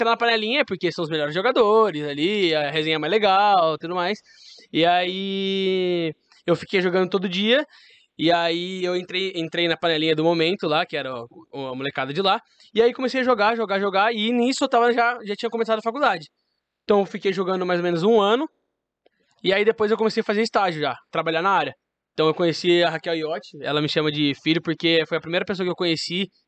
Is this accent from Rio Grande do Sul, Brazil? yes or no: no; Curitiba, Paraná, Brazil; born there; also born or lived in Louveira; Então, eu nasci em Curitiba, sou paranaense, mas depois disso meu pai teve uma oportunidade para se mudar para São Paulo na incrível Louveira